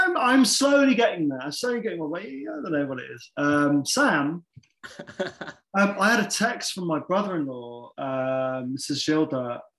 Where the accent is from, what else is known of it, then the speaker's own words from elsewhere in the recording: Bath, South West England, United Kingdom; I grew up in Bath